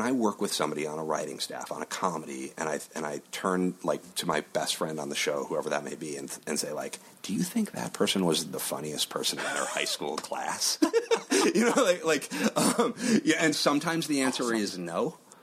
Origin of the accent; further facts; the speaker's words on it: Chicago, Illinois, United States; moved away as an adult; also born or lived in Los Angeles; I'm from Chicago and the Midwest